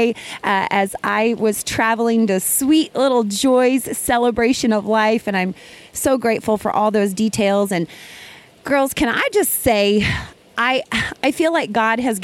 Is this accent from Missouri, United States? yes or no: yes; Ava, Missouri, United States; Ava, Missouri is my hometown. I am sitting across the road from the elementary school where I went to school